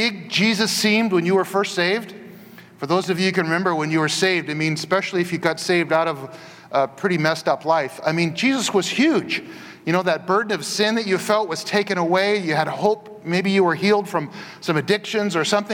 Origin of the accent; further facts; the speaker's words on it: Portland, Oregon, United States; the place I grew up in Northeast Portland